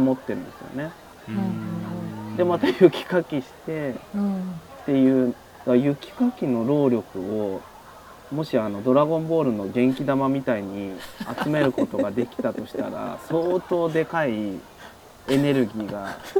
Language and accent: Japanese; Shizuoka, Japan; also born or lived in Tokyo / Hachinohe, Aomori; now in Saga, Japan; 僕静岡出身